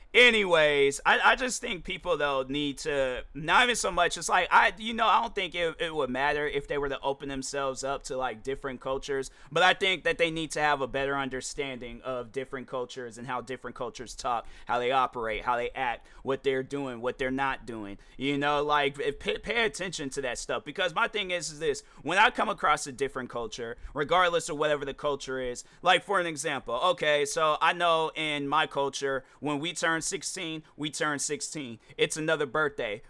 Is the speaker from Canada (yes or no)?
no; United States; I am American